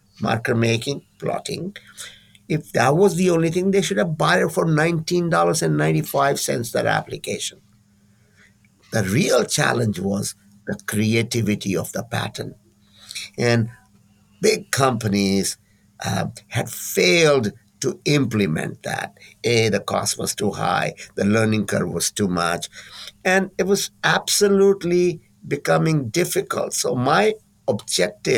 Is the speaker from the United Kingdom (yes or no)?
no; India; now in California, United States; I'm from India